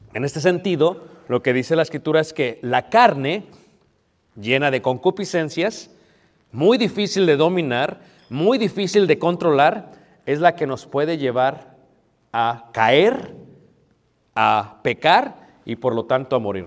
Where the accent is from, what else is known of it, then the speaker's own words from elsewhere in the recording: United States; yo soy de Estados Unidos